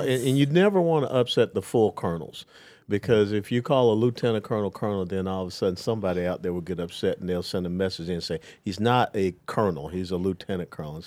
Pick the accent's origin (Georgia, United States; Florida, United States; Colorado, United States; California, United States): Georgia, United States; Atlanta; I was born and raised in Atlanta, Georgia